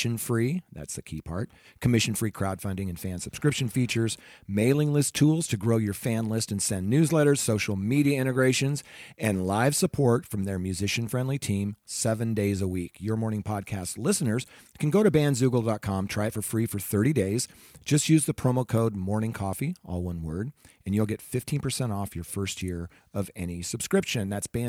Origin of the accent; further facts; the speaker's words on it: Salem, Oregon, United States; also born or lived in Bremerton, United States; I went to high school in Salem, Oregon. I was born in the Seattle area. Born in Bremerton, Washington.